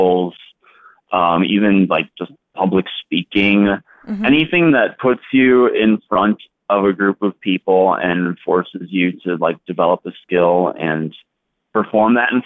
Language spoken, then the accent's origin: English; Fond du Lac, Wisconsin, United States; moved away as an adult; now in Chicago, United States; I currently live in Chicago. I've been here for about 8 years, but I grew up in Fond du Lac, Wisconsin